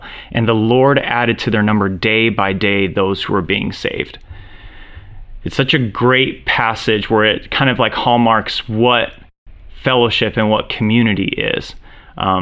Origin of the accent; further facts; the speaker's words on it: Orange County, California, United States; I'm Romanian American, born and raised here in Orange County, California, best place on earth